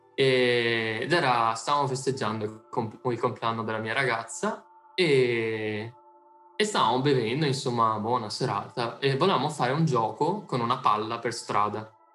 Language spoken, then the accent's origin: Italian; Italy; now in Netherlands